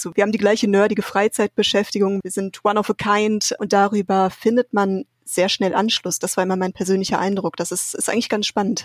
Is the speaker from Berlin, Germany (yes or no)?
no; Paderborn, North Rhine-Westphalia, Germany; now in Aachen, Germany; Ich bin in Paderborn aufgewachsen